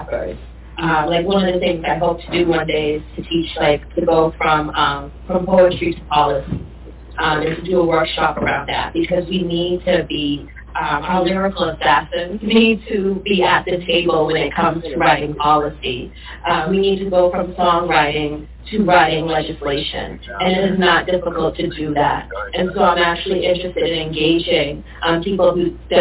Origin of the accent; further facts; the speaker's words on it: Brockton, Massachusetts, United States; also born or lived in Cambridge, Massachusetts; I grew up in Brockton